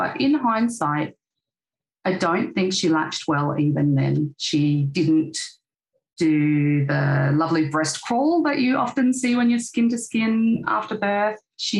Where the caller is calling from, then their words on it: Queensland, Australia; I'm speaking from Quandamooka country in Queensland.